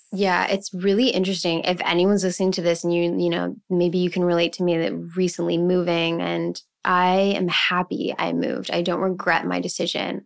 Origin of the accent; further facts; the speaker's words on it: Montreal, Quebec, Canada; moved away as an adult; also born or lived in Vancouver; now in Toronto, Canada; I'm originally from Montreal. I moved to Vancouver when I was nineteen